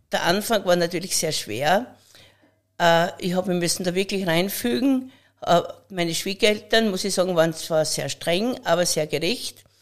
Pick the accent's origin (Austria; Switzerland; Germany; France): Austria; Pöllauberg, Styria; Ich wurde am Böllerberg geboren, im Hause Grasser. Dort ist mein Elternhaus, unser Ursprung, wo ich äh, in einer sehr behüteten Familie aufgewachsen bin.